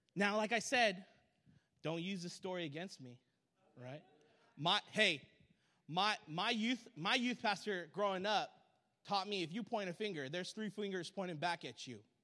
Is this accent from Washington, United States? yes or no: yes; SeaTac, Washington, United States; I grew up in SeaTac, Washington